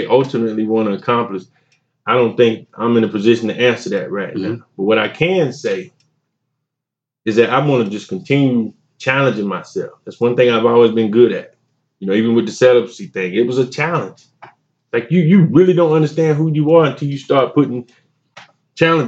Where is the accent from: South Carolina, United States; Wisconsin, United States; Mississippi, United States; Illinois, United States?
South Carolina, United States; Wellford; I'm from Welford, South Carolina, man. The smallest, biggest town you never heard of.